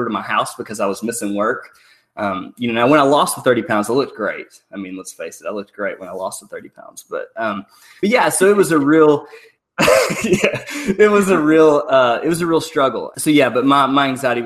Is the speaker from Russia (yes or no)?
no; Benton, Arkansas, United States; I'm from Benton, Arkansas